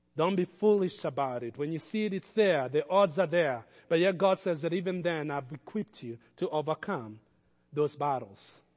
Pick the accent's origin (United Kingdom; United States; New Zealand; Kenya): Kenya; I grew up around lions in Kenya